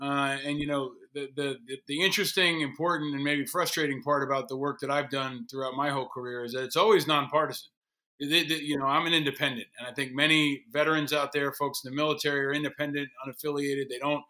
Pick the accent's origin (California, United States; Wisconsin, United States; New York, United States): New York, United States; my home state of New York